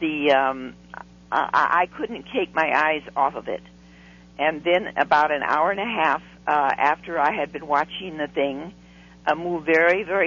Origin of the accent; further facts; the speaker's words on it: Long Beach, California, United States; I was a schoolgirl from Long Beach, California.